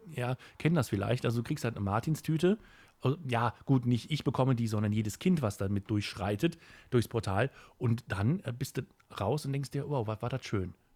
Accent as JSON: {"language": "German", "town": "Kempen", "region": "North Rhine-Westphalia", "country": "Germany", "said": "hier bei uns in Kempen"}